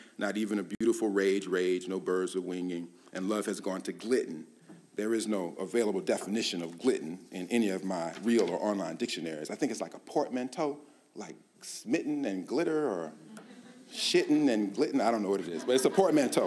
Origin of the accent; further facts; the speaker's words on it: Columbia, United States; moved away; I'd return to Columbia, my hometown an hour away after college